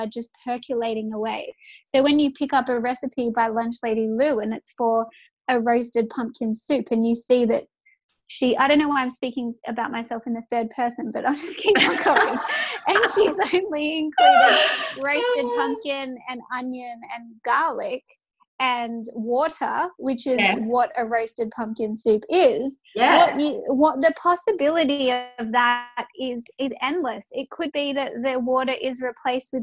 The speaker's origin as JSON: {"language": "English", "region": "New South Wales", "country": "Australia", "tie": "born or raised there", "said": "I grew up in New South Wales"}